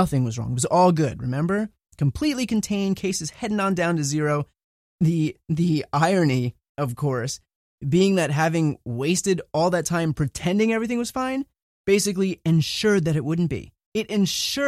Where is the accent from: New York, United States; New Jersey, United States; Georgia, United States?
New Jersey, United States; I grew up in New Jersey, went to an average public school, middle of the road